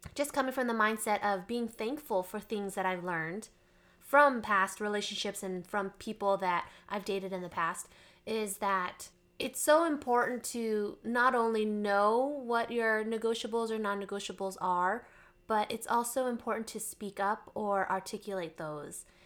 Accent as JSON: {"language": "English", "region": "Texas", "country": "United States", "tie": "born or raised there", "moved": "yes", "lives_now": "Arizona, United States", "said": "I was born in Texas"}